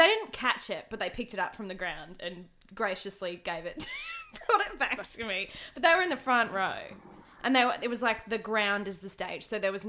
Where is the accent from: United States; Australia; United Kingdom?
Australia; Wagga Wagga, New South Wales; I'm from Wagga